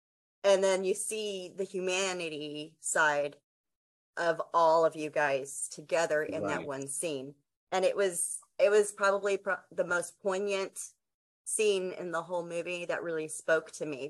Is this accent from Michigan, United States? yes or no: no; New Jersey, United States; Oop, there it goes.